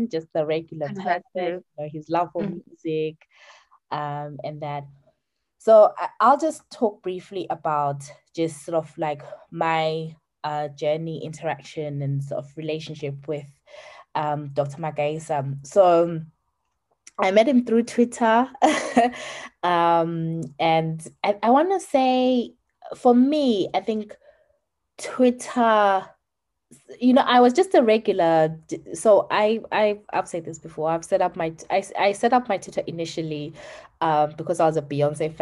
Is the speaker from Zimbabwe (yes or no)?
yes; Zimbabwe